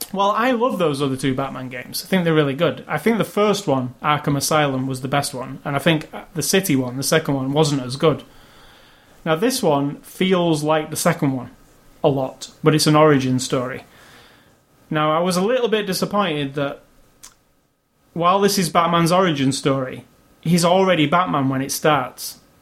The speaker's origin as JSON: {"language": "English", "town": "Manchester", "region": "North West England", "country": "United Kingdom", "tie": "born or raised there", "said": "my hometown of Manchester"}